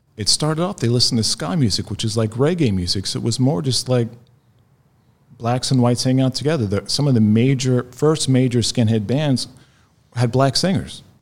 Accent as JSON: {"language": "English", "town": "Ocala", "region": "Florida", "country": "United States", "tie": "born or raised there", "moved": "yes", "lives_now": "Israel", "said": "I grew up in Ocala, Florida, which is north central Florida."}